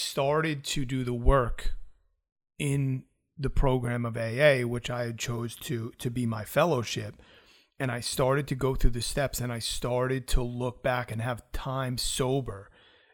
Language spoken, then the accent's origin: English; New York, United States; also born or lived in South Florida; I'm from New York